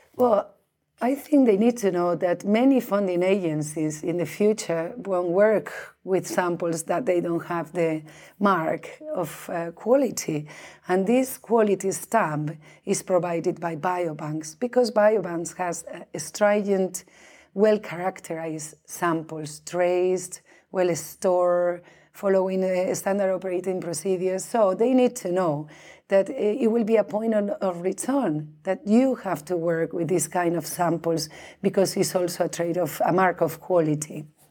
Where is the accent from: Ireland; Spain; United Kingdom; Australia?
Spain; moved away as an adult; also born or lived in Norway; now in Sweden; I'm originally from Spain, but I came here to Scandinavia, um, in two thousand and two to do my postdoc